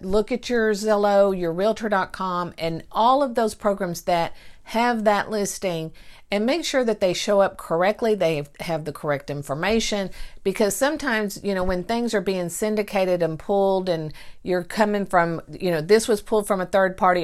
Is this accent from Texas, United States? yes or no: yes; Mineola, Texas, United States; born or raised there